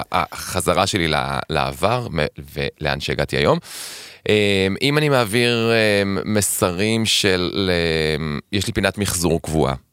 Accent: Tel Aviv, Tel Aviv District, Israel; אני גדלתי בשכונה בקריית שלום

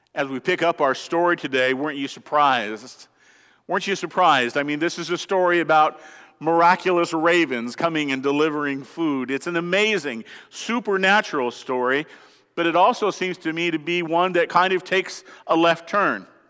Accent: Colorado, United States; I'm from Colorado

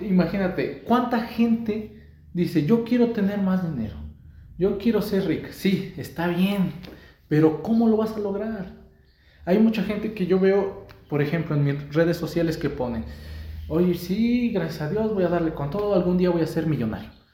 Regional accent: Mexico; como mexicanos

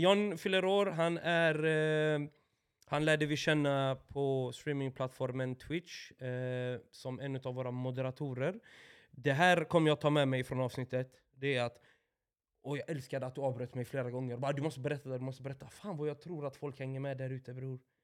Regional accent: Åby, Östergötland, Sweden; Nyår hemma i Åby med mina föräldrar och deras vänner och deras barn naturligtvis då, de jag växte upp med, barndomsvänner

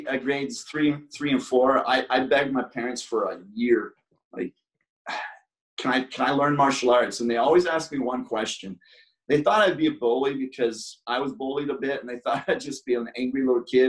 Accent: Brockville, Ontario, Canada; I was living in my hometown of Brockville

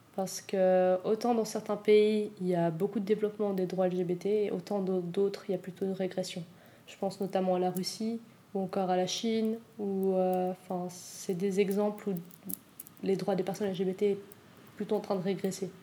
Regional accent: Switzerland; j'ai grandi en Suisse, que je suis née en Suisse

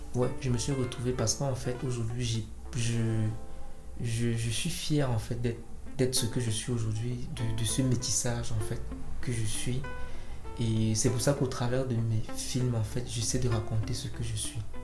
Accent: Cameroon; je suis camerounais parce que ma mère est de l'Est elle est, elle est yabassienne. Mon père, lui, il est bangou

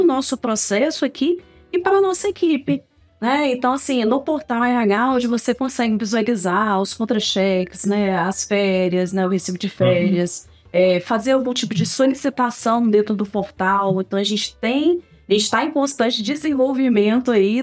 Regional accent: Pancas, Espírito Santo, Brazil; also born or lived in Vitória; Nasci em Pancas. Na verdade, eu nasci em Vitória e fui para Pancas com uhum. seis anos, né?

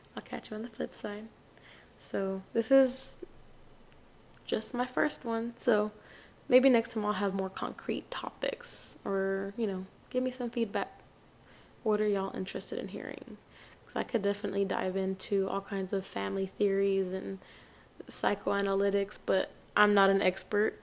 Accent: El Paso, Texas, United States; I'm from El Paso, Texas

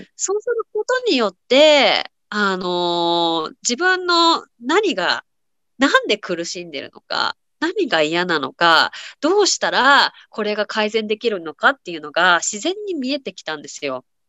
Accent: Tokyo, Japan; moved away as an adult; now in United States; 私は日本の東京出身なんですけど

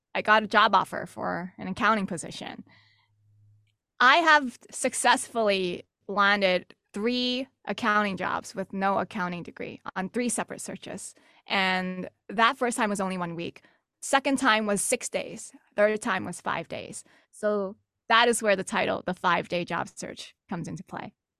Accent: New York City, New York, United States; also born or lived in Texas; now in Boston, United States; I'm actually originally from New York City

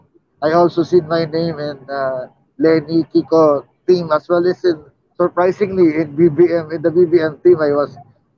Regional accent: Atimonan, Calabarzon, Philippines; I came from Quezon province in Atimonan, where I grew up

